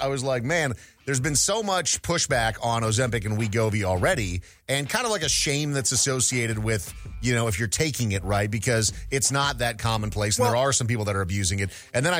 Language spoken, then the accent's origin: English; Midwest, United States; So Mahoney and I are both from the Midwest.